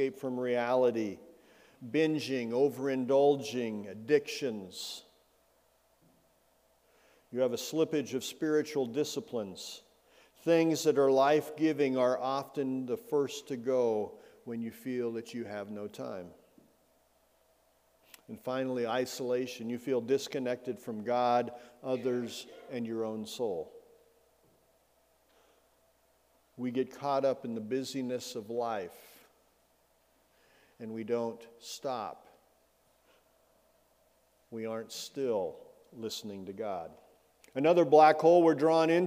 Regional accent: Bozeman, Montana, United States; also born or lived in Belgrade, Montana / Minneapolis, Minnesota; I grew up in Bozeman and Belgrade

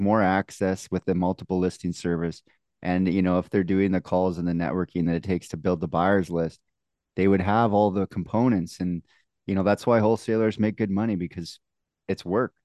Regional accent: Canada; accent: Canadian; also born or lived in Manitoba; my Canadian accent

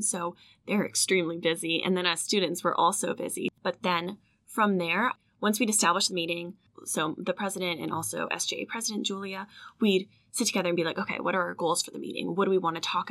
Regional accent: Virginia, United States; I'm from Virginia

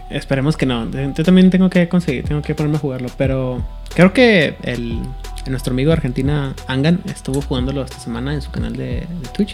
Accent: Mexico; soy mexicano

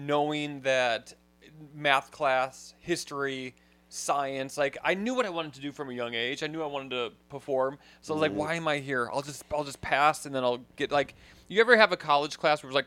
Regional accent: Wisconsin, United States; growing up in Wisconsin

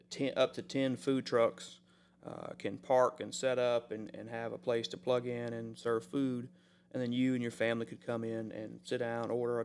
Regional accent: Mississippi, United States; I'm from Mississippi, so I think that's right.

